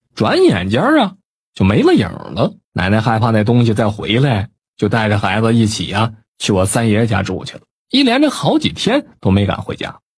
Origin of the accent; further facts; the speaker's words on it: Northeast China, China; 我老家是东北的